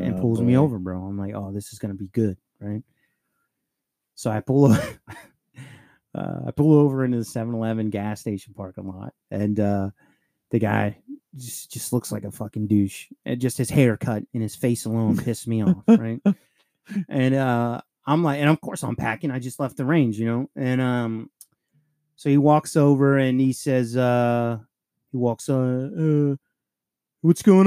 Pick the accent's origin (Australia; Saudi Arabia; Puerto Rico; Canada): Puerto Rico; I'm fucking Puerto Rican